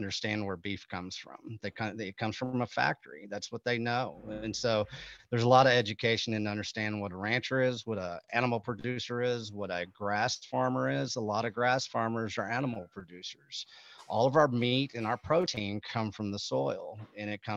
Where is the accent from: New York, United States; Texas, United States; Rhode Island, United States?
Texas, United States; I'm from Texas, we're from cattle country.